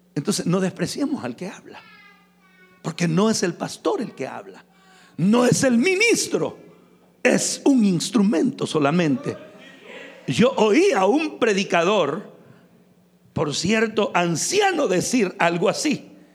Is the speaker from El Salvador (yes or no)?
yes; San Miguel, El Salvador; Yo crecí en San Miguel, uno de, los, de las ciudades más calientes del Salvador.